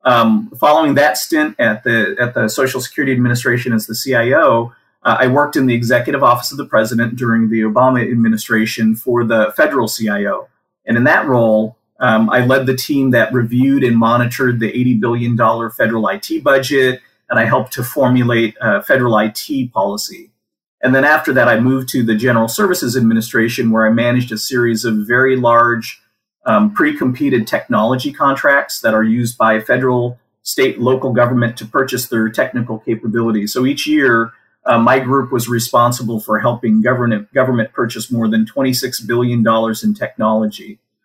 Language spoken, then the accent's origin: English; Washington, United States; also born or lived in Germany; I was born in Germany. We eventually, after moving around a bit, we eventually settled in the state of Washington, where I graduated from high school and attended Washington State University